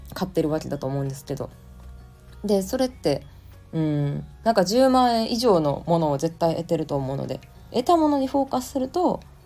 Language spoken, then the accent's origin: Japanese; Japan; 日本に生まれ育った